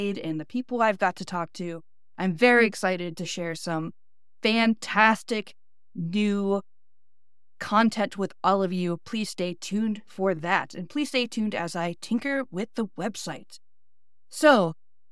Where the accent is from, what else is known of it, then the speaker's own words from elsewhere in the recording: Northeast Ohio, United States; accent: flat Midwestern, Northeast Ohio; my Northeast Ohio accent